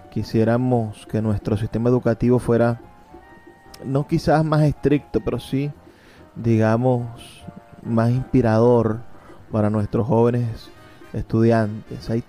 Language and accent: Spanish; Venezuela; lo que somos como venezolanos.